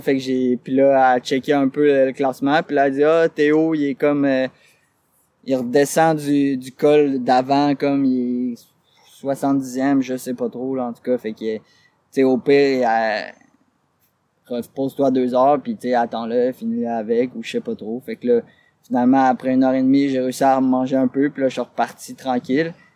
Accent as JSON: {"language": "French", "region": "Quebec", "country": "Canada", "said": "je suis québécois"}